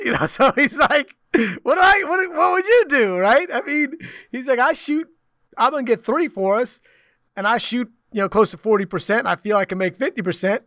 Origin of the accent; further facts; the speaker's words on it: New Jersey, United States; moved away; I'm from Jersey.